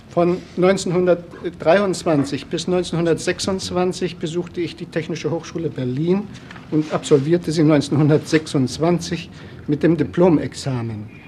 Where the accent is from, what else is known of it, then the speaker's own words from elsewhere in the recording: Trzebnica, Lower Silesian Voivodeship, Poland; also born or lived in Wrocław; Ich bin in Breslau geboren. Mein Vater war praktischer Arzt. Aufgewachsen bin ich in Trebnitz, Schlesien, bei meiner Mutter und bei meinem Stiefvater mit fünf Stiefgeschwistern.